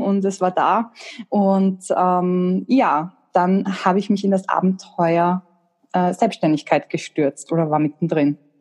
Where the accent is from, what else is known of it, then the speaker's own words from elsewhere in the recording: Austria; eine technische Ausbildung in der HTL. Das gibt's bei uns in Österreich.